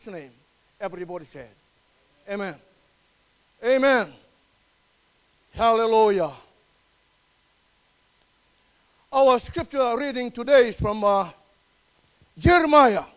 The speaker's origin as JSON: {"language": "English", "country": "Fiji", "moved": "yes", "lives_now": "Melbourne, Australia", "said": "my island, Fiji."}